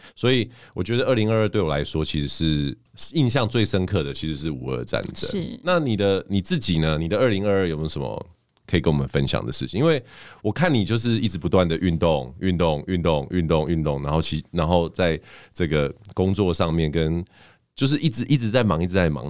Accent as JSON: {"language": "Chinese", "country": "Canada", "tie": "born or raised there", "moved": "yes", "lives_now": "Taiwan", "said": "小时候在加拿大长大嘛，所以我，像我们这种有加拿大，就是外国国籍的人"}